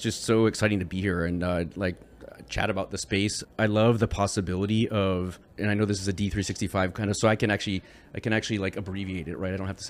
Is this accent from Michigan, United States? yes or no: yes; Michigan, United States; Because I grew up in Michigan. So why don't I know this?